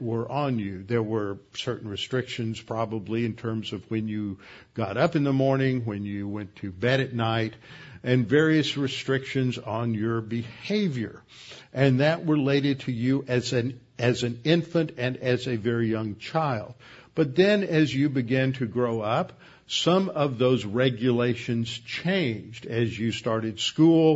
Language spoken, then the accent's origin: English; Houston, Texas, United States; I grew up over in Meyerland, and one of the major topographical features there is Bray's Bayou